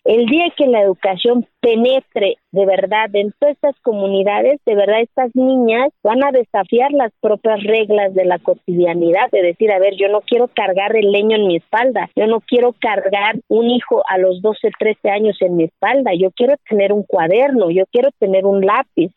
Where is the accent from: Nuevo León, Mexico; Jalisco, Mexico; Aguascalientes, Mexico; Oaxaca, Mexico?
Oaxaca, Mexico; Santa María Quiegolani; first language Zapotec; Spanish is a second language; moved away; soy mujer, que soy indígena y que soy de Kiegolani y que hablo mi lengua materna que es el zapoteco